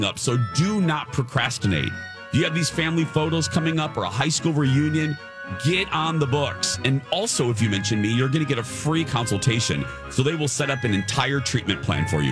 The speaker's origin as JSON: {"language": "English", "town": "Chicago", "region": "Illinois", "country": "United States", "tie": "born or raised there", "moved": "yes", "said": "my mom lived back, you know, in my hometown for a while"}